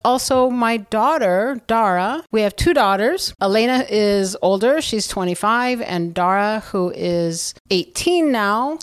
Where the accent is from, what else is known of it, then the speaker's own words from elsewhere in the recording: South Bend, Indiana, United States; moved away as an adult; also born or lived in New Zealand / Beijing, China; now in Southern California, United States; I grew up in South Bend, Indiana